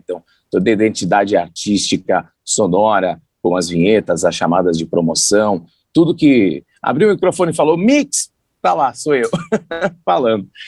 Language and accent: Portuguese; São Paulo, Brazil; also born or lived in Santos; Eu sou nascido em São Paulo